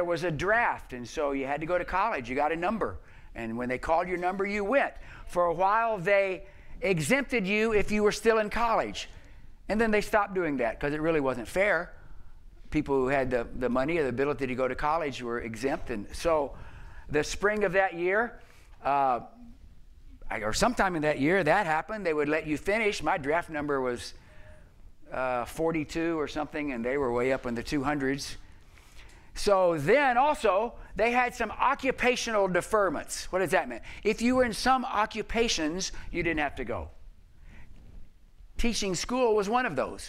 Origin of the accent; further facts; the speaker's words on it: the South, United States; I grew up in the South